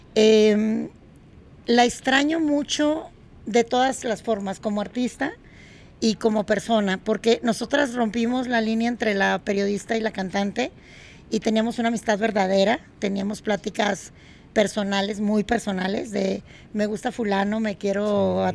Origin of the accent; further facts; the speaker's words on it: Monterrey, Nuevo León, Mexico; en Monterrey, mi ciudad natal